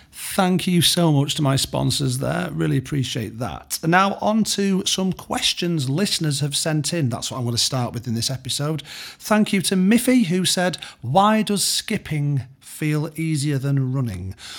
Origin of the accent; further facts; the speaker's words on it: United Kingdom; the British education system has somewhat shielded me